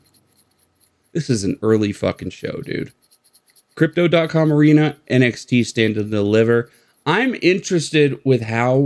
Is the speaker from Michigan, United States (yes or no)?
no; Colorado Springs, Colorado, United States; my hometown where I live